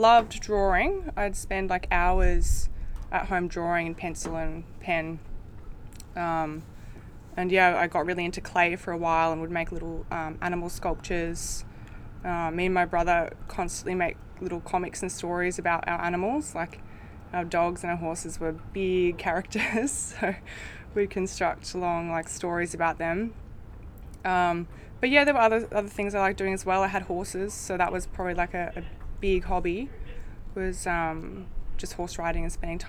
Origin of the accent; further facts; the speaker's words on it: Strathbogie Ranges, northeast Victoria, Australia; now in Melbourne, Australia; I grew up in the Strathbogie Ranges, which is northeast Victoria